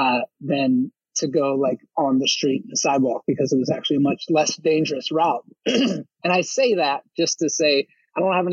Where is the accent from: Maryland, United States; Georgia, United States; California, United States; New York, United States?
Maryland, United States; Baltimore; I was in Baltimore County, but right across the city line